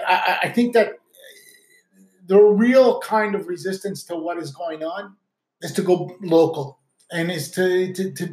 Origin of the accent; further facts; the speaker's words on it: Sudbury, Ontario, Canada; now in Ottawa, Canada; growing up in Sudbury